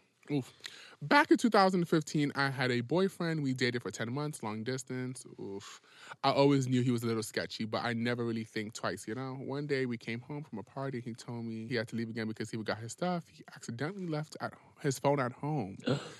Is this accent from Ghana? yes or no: yes; Ghana; I'm African